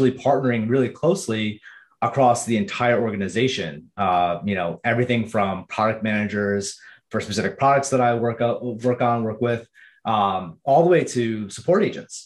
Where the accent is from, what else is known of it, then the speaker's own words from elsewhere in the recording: Rockland County, New York, United States; moved away as an adult; also born or lived in Philadelphia; now in California, United States; I grew up in New York. I was raised in the suburbs in a place called Rockland County.